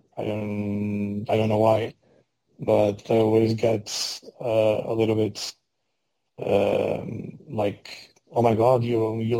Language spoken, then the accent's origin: English; Portugal; I'm Portuguese. I was born in Portugal.